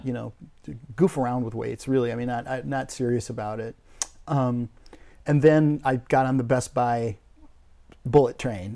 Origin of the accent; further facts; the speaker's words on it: Crookston, Minnesota, United States; moved away as an adult; I grew up in a, a, an idyllic, uh, family in northern Minnesota in a little agriculture community called Crookston, Minnesota